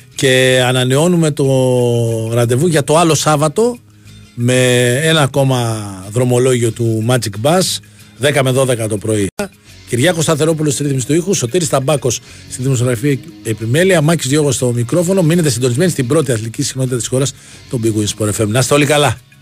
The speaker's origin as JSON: {"language": "Greek", "country": "Greece", "tie": "born or raised there", "also_born_or_lived": "Petralona, Athens", "said": "τη χώρα που, έχουμε γεννηθεί, που αγαπάμε, που έχουμε κάνει τα παιδιά μας"}